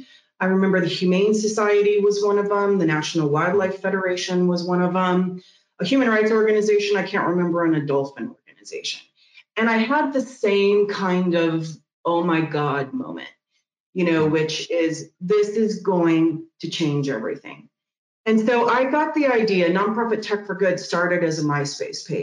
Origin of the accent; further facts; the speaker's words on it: Missouri, United States; moved away as an adult; also born or lived in San Francisco; I'm moving back to Missouri. And I moved back to Missouri, my hometown